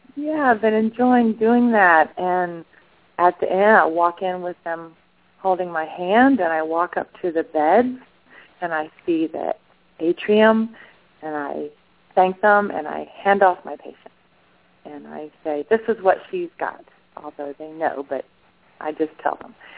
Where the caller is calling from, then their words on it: Madison, Georgia, United States; I'm calling from Madison, Georgia.